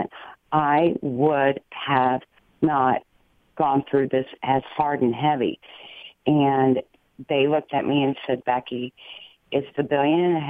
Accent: Dayton, Ohio, United States; I was born in Miami Valley Hospital. Kettering Labs is like my stomping ground

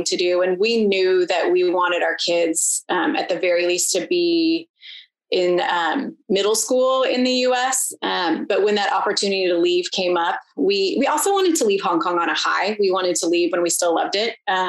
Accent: Issaquah, Washington, United States; moved away as an adult; also born or lived in Seattle / Bay Area; now in Bend, United States; I grew up in a town called Issaquah, which is like the last major town

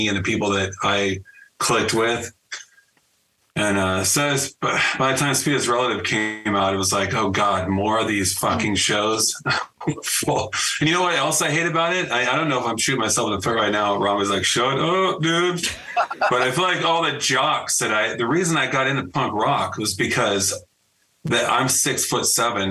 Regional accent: Northern California, United States; I grew up in the Gilman scene in NorCal

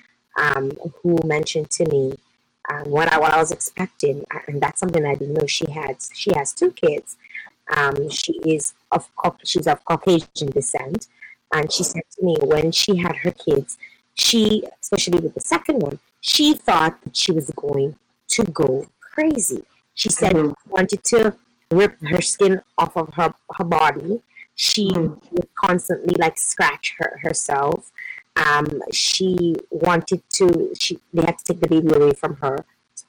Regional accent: Dominica; moved away; I'm from Dominica

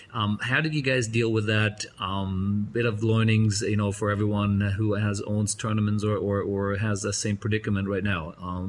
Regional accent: Cologne, North Rhine-Westphalia, Germany; I grew up in Cologne

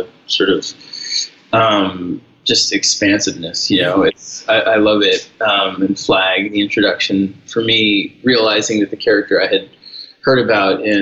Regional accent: New York City, New York, United States; I grew up in New York City in the Lower East Side

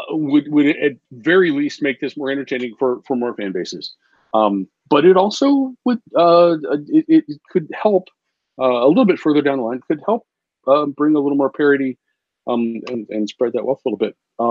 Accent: Midwest, United States; as a Midwesterner

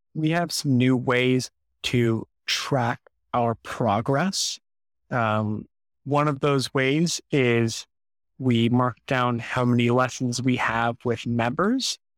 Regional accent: St. Louis, Missouri, United States; moved away as an adult; now in Jonesboro, United States; I'm from Saint Louis

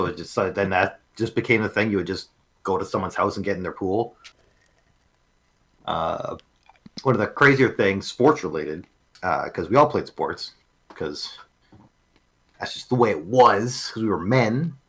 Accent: Canada; born or raised there; moved away

